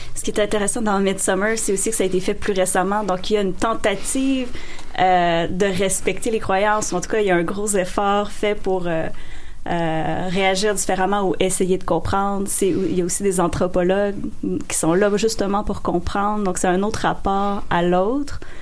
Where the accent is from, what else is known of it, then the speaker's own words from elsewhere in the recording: rural Quebec, Canada; j'ai grandi en région.